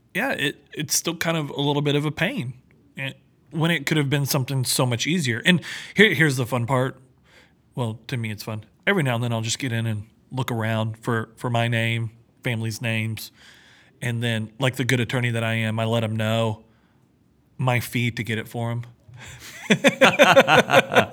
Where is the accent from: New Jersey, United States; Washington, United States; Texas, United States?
Texas, United States; I'm from Texas. We don't see snow